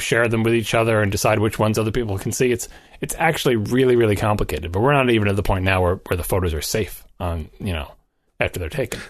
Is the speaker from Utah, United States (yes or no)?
no; New York, United States; I'm from New York